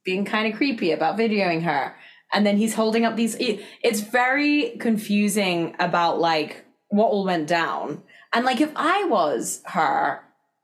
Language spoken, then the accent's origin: English; England, United Kingdom; accent: English; moved away as an adult; now in United States; me as an English person at the time